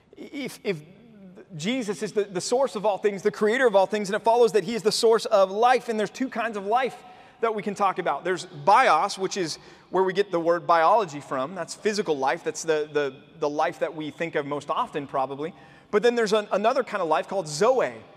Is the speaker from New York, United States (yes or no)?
no; Dallas, Texas, United States; Growing up in Dallas